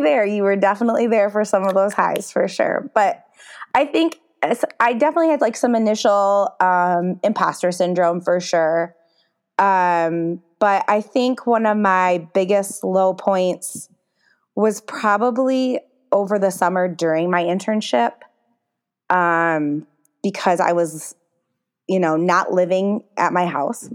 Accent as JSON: {"language": "English", "town": "Holly", "region": "Michigan", "country": "United States", "tie": "born or raised there", "said": "I grew up in the small town of Holly, Michigan"}